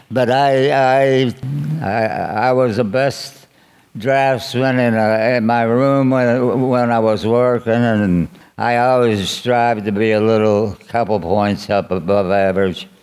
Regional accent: Pittsburgh, Pennsylvania, United States; I grew up in uh, Pittsburgh, Manchester.

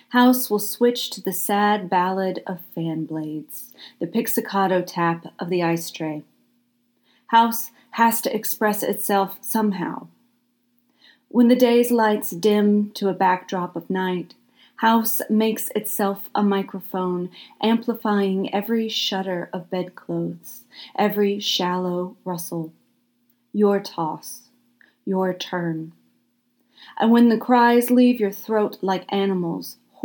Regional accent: Deep South, United States; accent: Southern; I am extremely Southern, or at least was born and raised in the Deep South, and I live here now

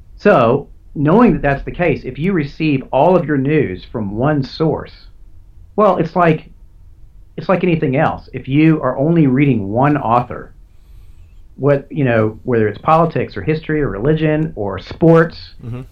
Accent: United States; as an American, uh, you know, I'm a proud American

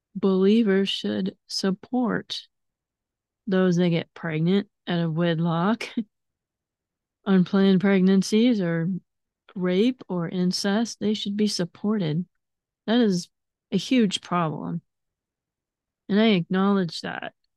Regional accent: United States; I'm a very proud of being an American

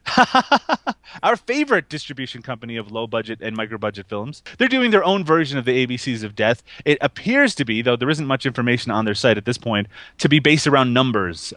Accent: Canada; I'm Canadian

